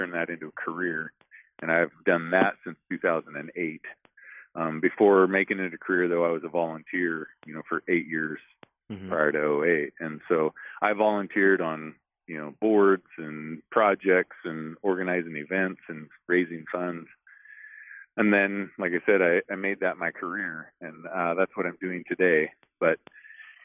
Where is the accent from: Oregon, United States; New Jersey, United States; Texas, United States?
Oregon, United States; I grew up in Oregon